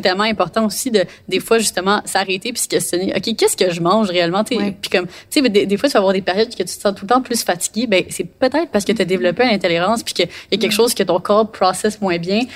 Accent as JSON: {"language": "French", "town": "Montreal", "region": "Quebec", "country": "Canada", "tie": "born or raised there", "said": "j'ai fait toutes mes études à Montréal, puis là j'habite à Montréal."}